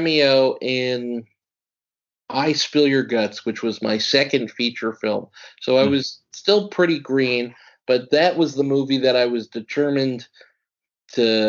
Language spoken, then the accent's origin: English; New York, United States; I'm from New York